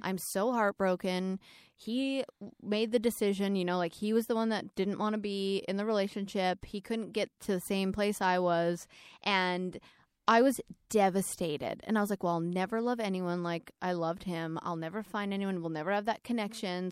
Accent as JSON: {"language": "English", "region": "Alberta", "country": "Canada", "tie": "born or raised there", "moved": "yes", "said": "I grew up in Alberta, in Canada"}